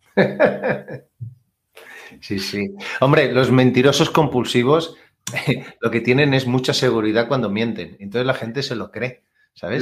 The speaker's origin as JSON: {"language": "Spanish", "region": "Catalonia", "country": "Spain", "said": "yo que soy catalán"}